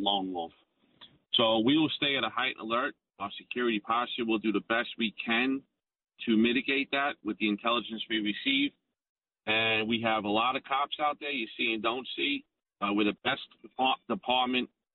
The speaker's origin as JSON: {"language": "English", "town": "New York City", "region": "New York", "country": "United States", "said": "I'm from Bay Ridge. I know the area well"}